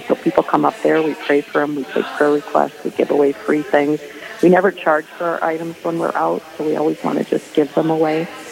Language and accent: English; Owatonna, Minnesota, United States; I'm from Owatonna at St. Joseph's Parish and uh, grew up Catholic